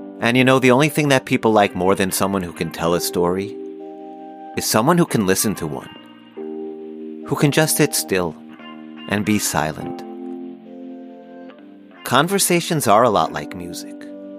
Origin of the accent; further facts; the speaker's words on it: Long Island, New York, United States; now in Kingston, Jamaica; No, I'm not from Kingston. I'm actually from Long Island, New York. I'm just working there now.